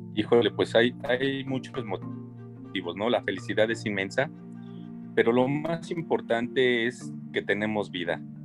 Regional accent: Mexico; esa identidad propia que tenemos como mexicanos

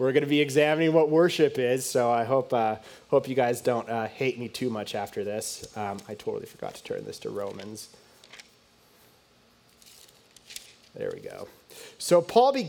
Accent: United States; I grew up obviously in the United States

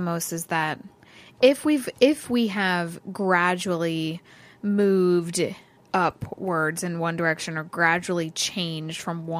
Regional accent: Ireland; Because you already have some from my hometown of Ireland.

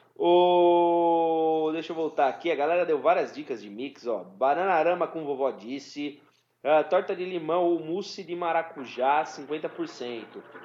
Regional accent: São Paulo, Brazil; a gente é de São Paulo

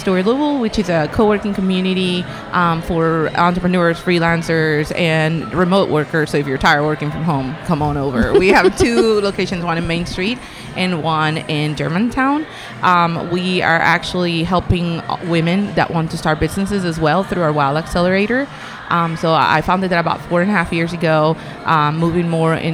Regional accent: Colombia; now in United States; I'm from Colombia, though, so that's my background, right? So I'm a Latino immigrant

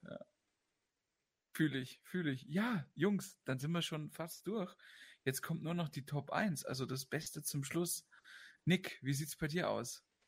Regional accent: Austria; bei uns in Österreich

